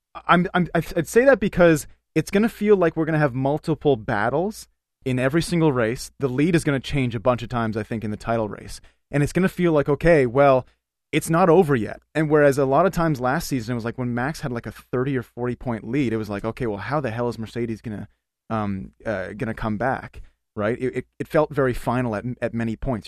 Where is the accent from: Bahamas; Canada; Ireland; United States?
Canada; we're Canadian.